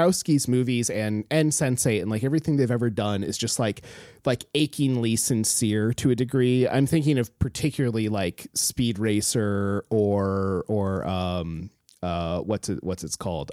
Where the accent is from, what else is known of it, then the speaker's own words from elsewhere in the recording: Alaska, United States; I grew up in Alaska, like, on the coast